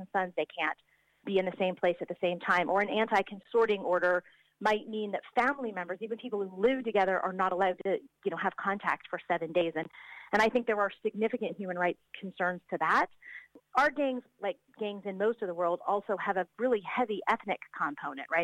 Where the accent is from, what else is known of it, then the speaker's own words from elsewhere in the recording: United States; now in Auckland, New Zealand; I'm an American who grew up in the 1980s